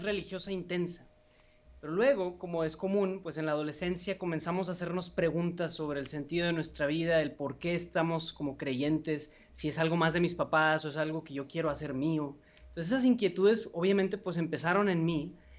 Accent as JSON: {"language": "Spanish", "town": "Monterrey", "region": "Nuevo León", "country": "Mexico", "said": "soy de Monterrey, México, aquí tienen su casa"}